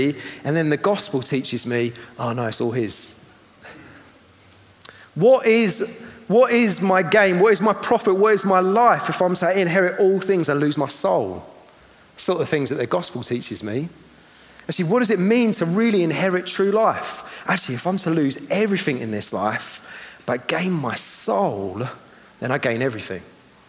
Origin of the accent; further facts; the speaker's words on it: Eastbourne, South East England, United Kingdom; I'm from Eastbourne.